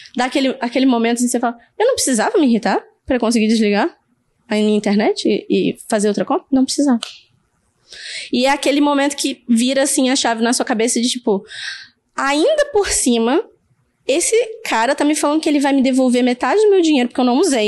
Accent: Rio de Janeiro, Brazil; moved away as an adult; now in Canada; eu sou daqui do Rio, né? Nasci aqui.

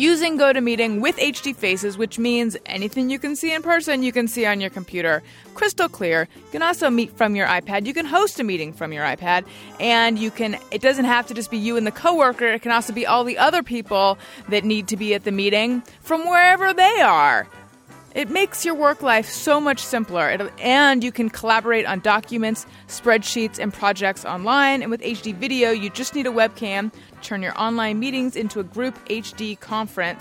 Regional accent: Orange County, California, United States; Gary and I grew up in Orange County

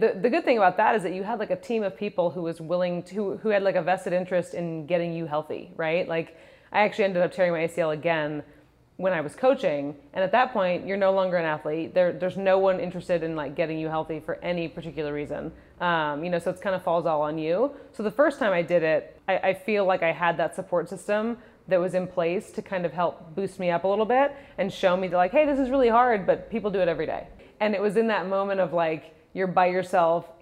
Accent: Santa Monica, California, United States; also born or lived in Rhode Island; I was born and raised in Santa Monica, super close

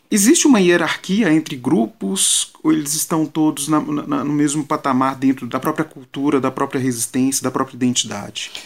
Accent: João Monlevade, Minas Gerais, Brazil; João Molevade, que é minha cidade natal.

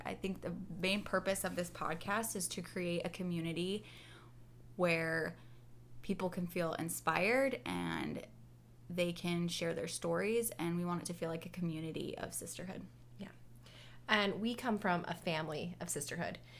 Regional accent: Seattle, Washington, United States; I'm from Seattle, Washington, and I live there with my husband Luke

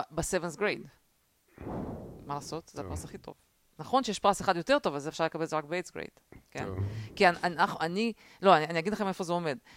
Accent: Russia; לא, אני בתור ילדה רוסייה זוכרת את הקטע הזה

